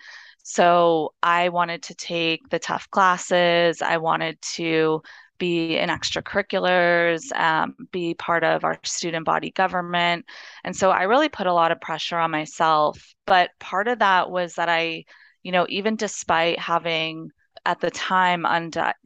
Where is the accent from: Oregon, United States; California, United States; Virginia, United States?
California, United States; Los Angeles; I grew up in Los Angeles. I'm born and raised here.